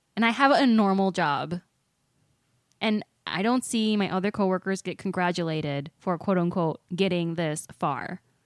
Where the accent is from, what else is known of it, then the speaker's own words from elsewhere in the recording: Walworth County, Wisconsin, United States; I grew up in Wisconsin, like in Walworth County